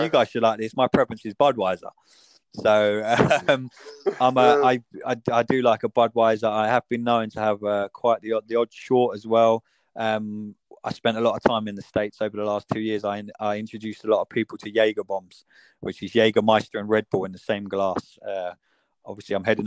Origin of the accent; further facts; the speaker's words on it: England, United Kingdom; accent: British; I'm more American than I am English